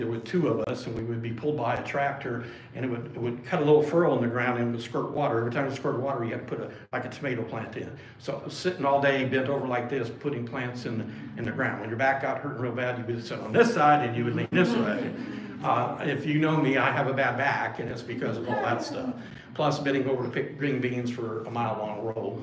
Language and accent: English; Springfield, Illinois, United States; moved away; I'm from Springfield, Illinois, originally. That's where I was born and raised for a period of time